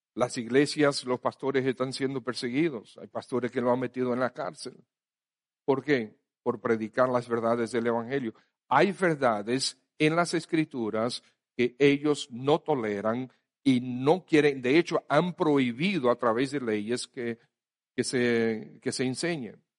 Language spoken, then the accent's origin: Spanish; Dominican Republic; somos dominicanos